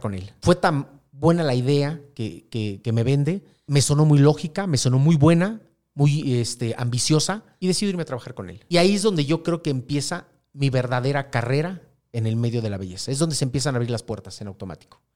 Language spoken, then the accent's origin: Spanish; Mexico City, Mexico; soy de la Ciudad de México